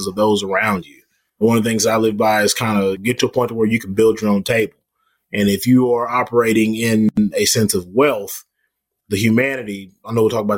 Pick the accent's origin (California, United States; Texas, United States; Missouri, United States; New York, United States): Texas, United States; Dallas; I'm born and raised. I'm born and raised Texan